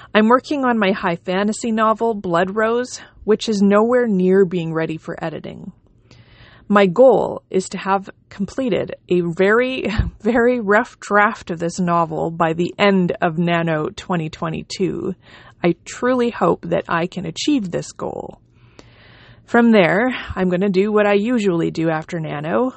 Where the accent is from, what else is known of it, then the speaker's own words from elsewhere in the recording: Canada; also born or lived in Manitoba; I am a Canadian independent author